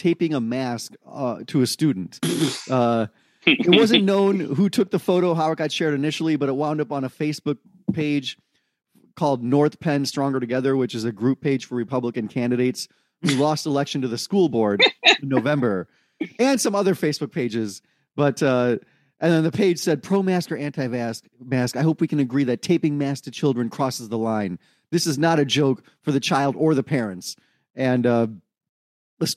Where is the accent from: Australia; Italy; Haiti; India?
India; I'm reading this as an Indian